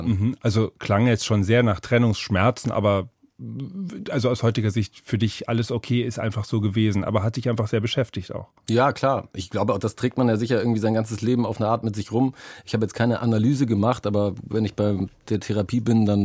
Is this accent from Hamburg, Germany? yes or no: yes; Hamburg, Germany; weil ich dachte, ich rede nur mal so, ich komme mal aus Hamburg, was willst du von mir? Aber ähm, ja, der ist irgendwie drin.